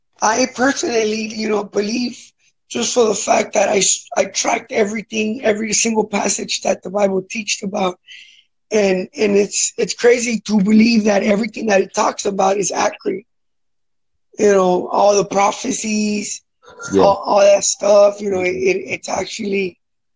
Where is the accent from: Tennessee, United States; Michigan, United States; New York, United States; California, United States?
California, United States; Los Angeles; I grew up in South Central Watts